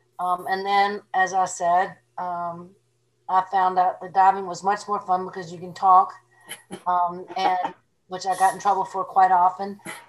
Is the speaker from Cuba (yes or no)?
yes; Cuba; I'm from Cuba.